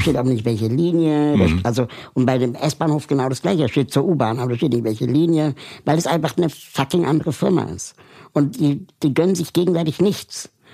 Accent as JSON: {"language": "German", "region": "Berlin", "country": "Germany", "tie": "born or raised there", "said": "Ich bin ja aber in Westberlin aufgewachsen"}